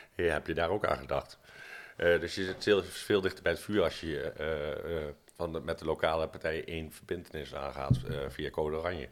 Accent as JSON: {"language": "Dutch", "town": "Arnhem", "region": "Gelderland", "country": "Netherlands", "said": "als Arnhemmer"}